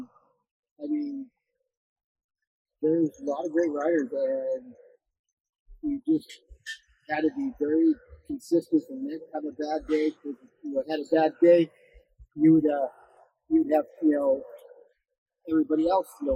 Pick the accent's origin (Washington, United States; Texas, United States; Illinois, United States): Washington, United States; born or raised there; moved away as an adult; now in Southern California, United States